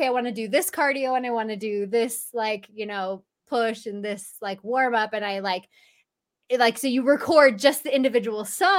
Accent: California, United States; I'm from Southern California originally.

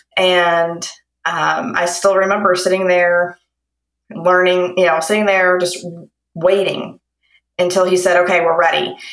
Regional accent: Lexington, Kentucky, United States; I'm from Kentucky in Lexington.

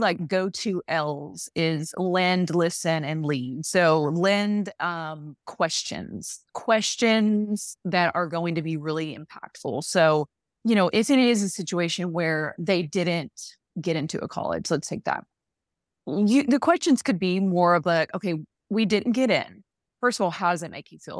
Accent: a very small Southern town, United States; accent: Southern; in my hometown, from a very small town, you might have heard the accent there

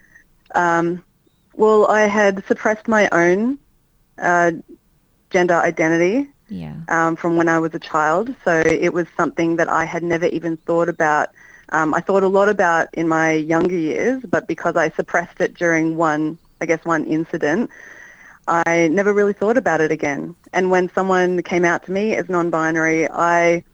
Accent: Melbourne, Victoria, Australia; I grew up in Melbourne

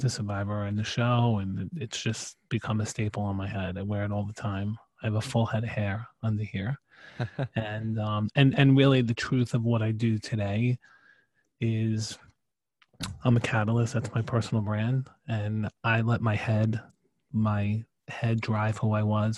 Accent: New York City, New York, United States; also born or lived in Staten Island, New York / Canada (mother's ancestry); I grew up in Brooklyn, New York

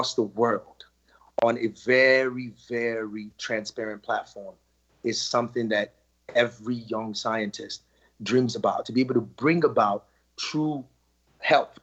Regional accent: Nigeria; moved away; In Nigeria, which is my home country

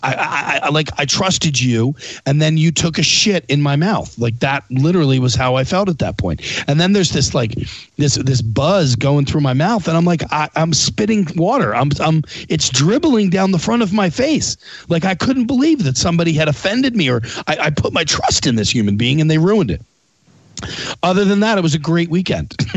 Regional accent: Philadelphia, Pennsylvania, United States; I'm from Philly

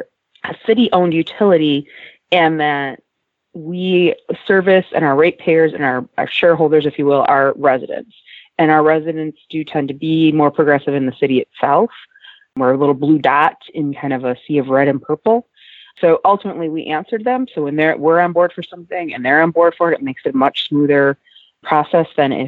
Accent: Traverse City, Michigan, United States; I was actually born and raised in Traverse City and ended up back here as an adult

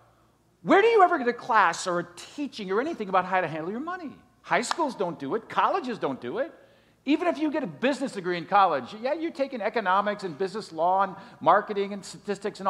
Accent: Green Bay, Wisconsin, United States; moved away as an adult; now in Miami, United States; growing up in Green Bay, Wisconsin

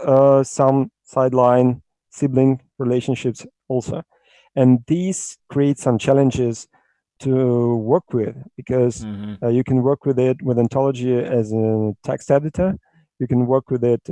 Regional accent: Russia; I'm from Russia

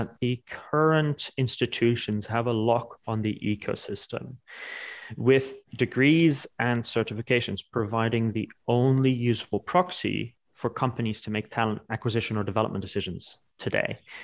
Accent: Netherlands; also born or lived in New York; now in London, United Kingdom; So I am Dutch.

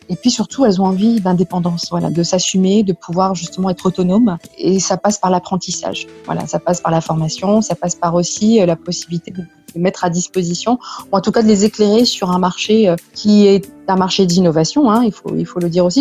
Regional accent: Saint-Étienne, Auvergne-Rhône-Alpes, France; also born or lived in Lyon; je suis née en France, dans la région stéphanoise, donc une petite ville à côté de Lyon. Et mes parents sont d'origine marocaine, de la région de Meknès. Voilà. J'ai grandi euh, donc à Saint-Étienne

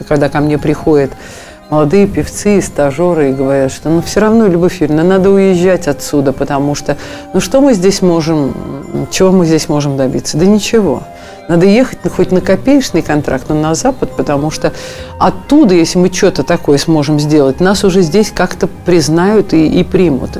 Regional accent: Russia

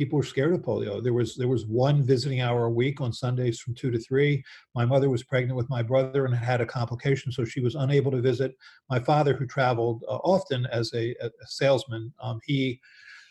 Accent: Baltimore, Maryland, United States; I grew up in Baltimore

